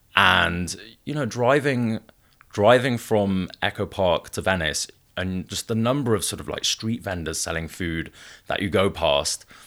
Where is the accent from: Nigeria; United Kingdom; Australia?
United Kingdom; Wales; also born or lived in northern Italy / Mumbai / Bay Area; now in Los Angeles, United States; I was raised in Wales, which is one of the few places in the United Kingdom that still champions and celebrates folk art.